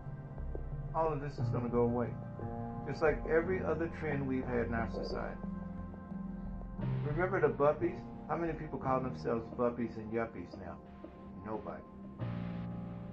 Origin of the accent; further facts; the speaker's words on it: the South, United States; I'm from the South